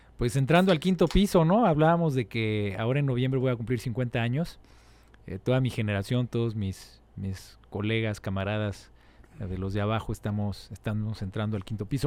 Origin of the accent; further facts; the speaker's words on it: Mexico City, Mexico; soy nacido aquí en la Ciudad de México, 1973.